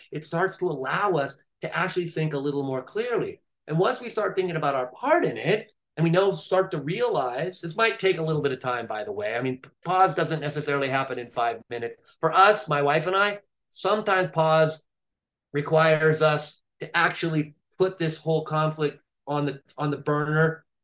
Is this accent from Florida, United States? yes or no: no; California, United States; I'm from California, they're right down the road from you